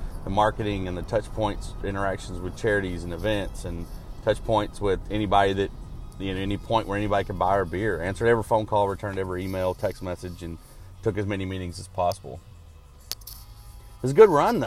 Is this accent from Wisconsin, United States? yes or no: no; Arkansas, United States; growing up in Arkansas